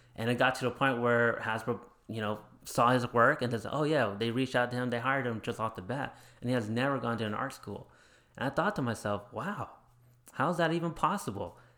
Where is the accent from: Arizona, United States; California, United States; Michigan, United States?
Arizona, United States; also born or lived in Chandler; I grew up in Arizona